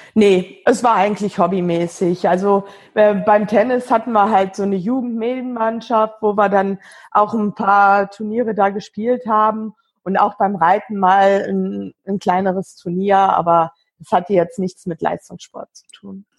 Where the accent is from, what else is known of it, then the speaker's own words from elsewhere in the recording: Wesel, North Rhine-Westphalia, Germany; wohne in, in Wesel am Niederrhein, bin dort auch geboren und ähm, aufgewachsen